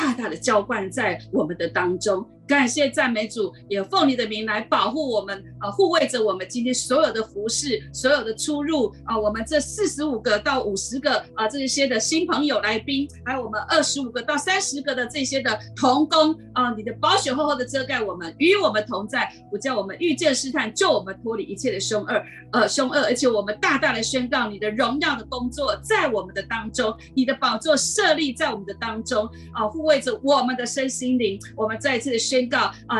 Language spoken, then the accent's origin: Chinese; Taiwan; 台湾人哈，很喜欢逛夜市、逛街啊